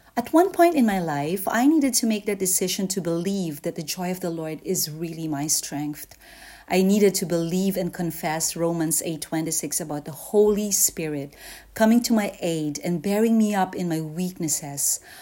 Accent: Pasig, Metro Manila, Philippines; moved away; back home in my hometown in Pasig

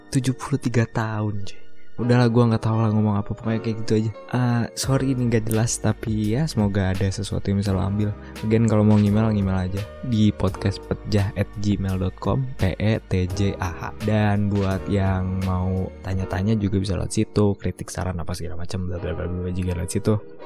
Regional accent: Bekasi, West Java, Indonesia; gue lahir di Pulau Jawa gitu di Bekasi

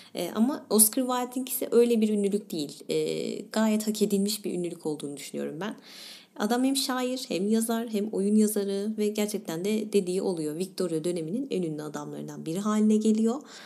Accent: İzmir, Turkey; bir İzmirli olarak

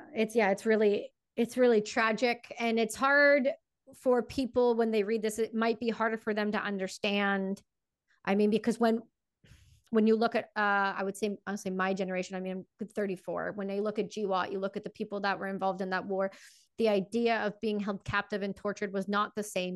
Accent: Canada; I'm Canadian, and I I'm full, I'm full on a all the way Canadian.

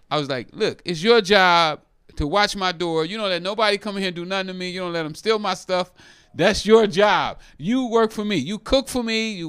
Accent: Oakland, California, United States; oh, no, you don't like me because I'm from Oakland.

